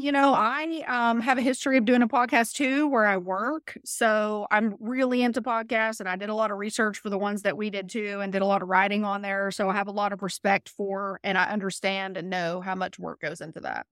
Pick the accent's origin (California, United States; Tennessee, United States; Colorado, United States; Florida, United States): Florida, United States; Mulberry; I grew up in Mulberry